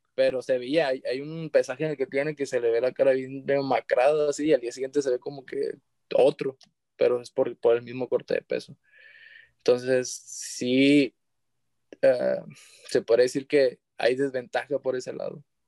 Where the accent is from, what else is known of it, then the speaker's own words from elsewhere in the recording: San Blas, Mexico; yo soy de San Blas, de, allá del municipio de San Blas